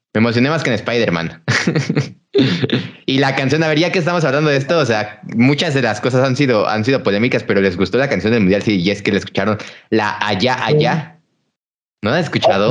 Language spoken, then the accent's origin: Spanish; Mexico